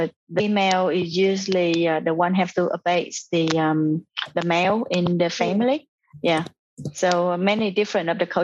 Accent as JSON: {"language": "English", "country": "Vietnam", "moved": "yes", "lives_now": "Australia", "said": "I am from Vietnam as well"}